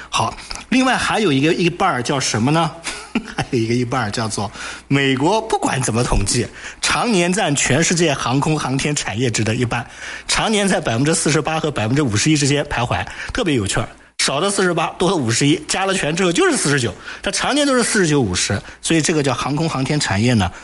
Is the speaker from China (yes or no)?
yes; China; 我们中国人